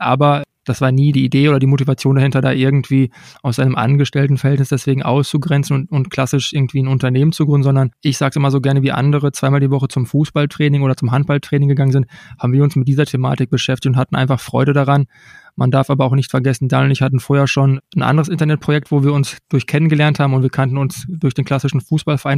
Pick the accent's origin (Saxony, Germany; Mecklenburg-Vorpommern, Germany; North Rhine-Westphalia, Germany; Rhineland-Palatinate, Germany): North Rhine-Westphalia, Germany; Unna; Ich komme gebürtig aus Unna, aus dem Kreis Unna, bin hier 1985 geboren